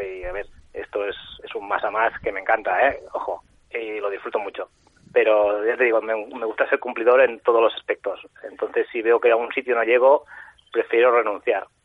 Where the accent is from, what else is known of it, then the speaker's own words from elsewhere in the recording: Sant Feliu de Guíxols, Catalonia, Spain; yo soy de San Felipe de Quixos, un pueblo de la Costa Brava